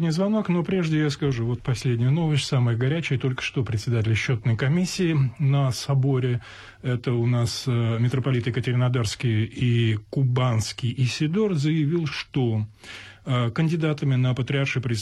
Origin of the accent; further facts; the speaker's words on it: Velikiye Luki, Pskov Oblast, Russia; Я из Псковской области, город Великие Луки